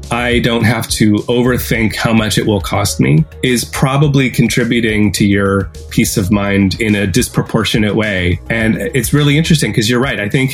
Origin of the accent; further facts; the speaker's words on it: Canada; that's one piece that you have as an advantage over me as a Canadian.